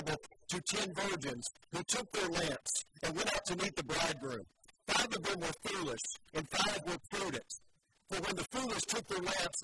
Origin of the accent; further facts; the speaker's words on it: Joplin, Missouri, United States; moved away; my hometown in Joplin, Missouri